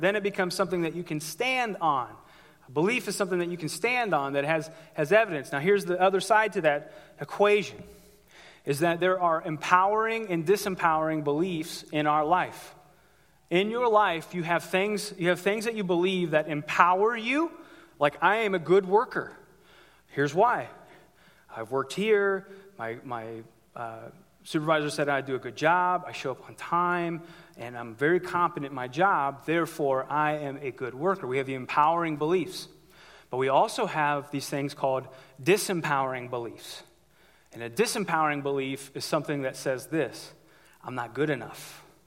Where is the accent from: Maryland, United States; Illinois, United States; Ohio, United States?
Ohio, United States; I'm from Ohio